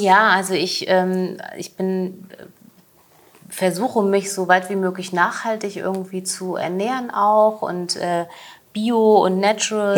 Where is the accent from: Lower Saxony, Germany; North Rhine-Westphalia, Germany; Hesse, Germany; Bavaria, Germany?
Hesse, Germany; now in Leipzig, Germany; also meine Mama, ihre Omi, wir kommen aus Hessen und wir leben in Leipzig